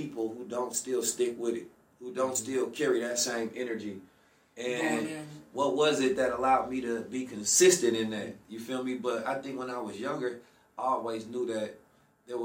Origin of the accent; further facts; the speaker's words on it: Oakland, California, United States; growing up in Oakland